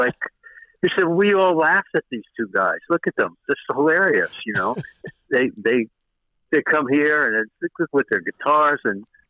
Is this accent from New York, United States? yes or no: yes; New York, United States; I'm born and raised in New York